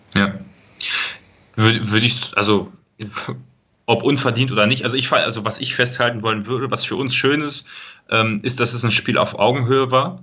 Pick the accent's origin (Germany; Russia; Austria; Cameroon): Germany; Paderborn, North Rhine-Westphalia; moved away as an adult; also born or lived in eastern Germany / southern Germany; gebürtiger Paderborner, mittlerweile ja, arbeiten in, im Osten Deutschlands und studieren im Süden Deutschlands.